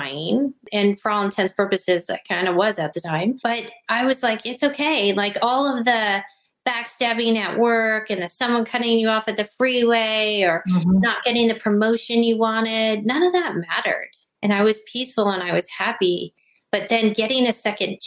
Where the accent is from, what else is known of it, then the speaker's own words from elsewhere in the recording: Los Angeles, California, United States; now in Maryland, United States; I grew up in Los Angeles